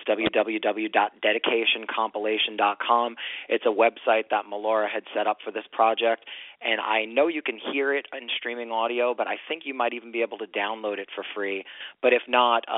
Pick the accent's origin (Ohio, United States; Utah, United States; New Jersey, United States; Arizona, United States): New Jersey, United States; moved away as an adult; also born or lived in Manhattan, New York; now in New York, United States; I actually grew up in New Jersey